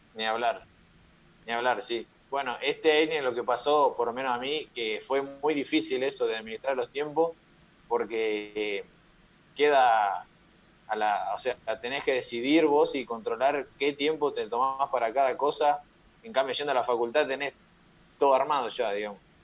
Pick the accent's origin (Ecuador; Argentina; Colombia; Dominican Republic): Argentina; Lobos, Buenos Aires Province; Yo soy de Lobos